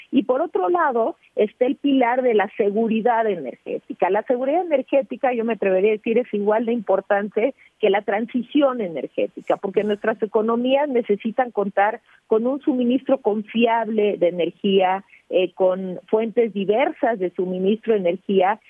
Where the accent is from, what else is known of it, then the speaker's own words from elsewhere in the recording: Mexico; yo soy mexicana